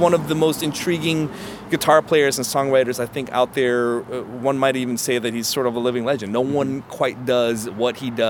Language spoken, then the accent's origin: English; Hawaii, United States; I grew up in Hawaii, and the Hawaiians play in a open tuning called slack key, and that's uh-huh. essentially how I sort of learned to play.